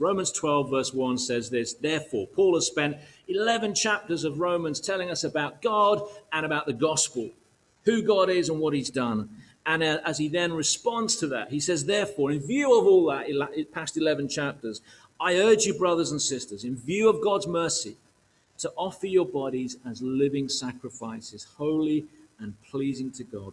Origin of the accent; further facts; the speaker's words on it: United Kingdom; emotionally challenged Brits